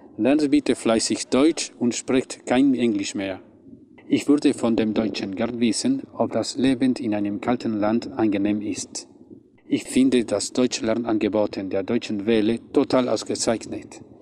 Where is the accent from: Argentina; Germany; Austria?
Argentina; Buenos Aires; German is a second language; komme aus Buenos Aires, Argentinien